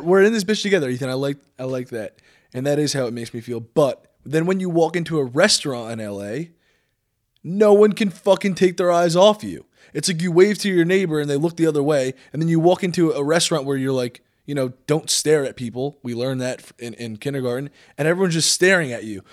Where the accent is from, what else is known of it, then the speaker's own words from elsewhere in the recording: New Jersey, United States; also born or lived in Los Angeles, California; I was born and raised here, kinda out in the middle of nowhere